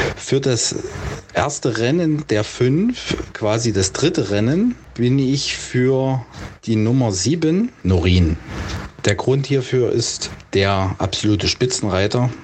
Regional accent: Halle, Saxony-Anhalt, Germany; was sicher mit der tollen Bahn in Halle auch zu tun hat, in meiner Heimatstadt

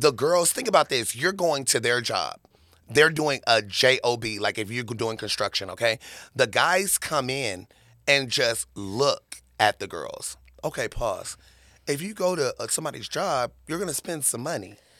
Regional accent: Murfreesboro, Tennessee, United States; now in Las Vegas, United States; I was born in Tennessee

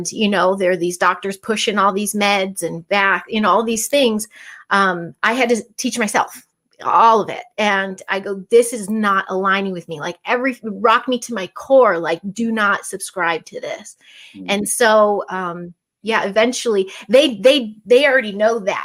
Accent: Chicago, Illinois, United States; I'm from Chicago

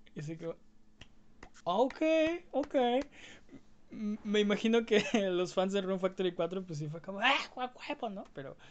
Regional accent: Mexico; los que somos de México

